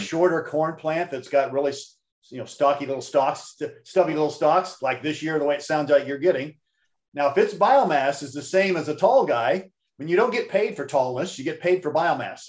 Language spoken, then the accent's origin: English; Missouri, United States; when I was a kid growing up in Missouri